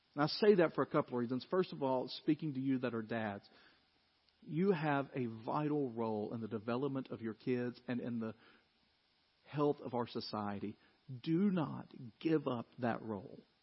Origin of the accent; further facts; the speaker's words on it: Dyersburg, Tennessee, United States; growing up in Dyersburg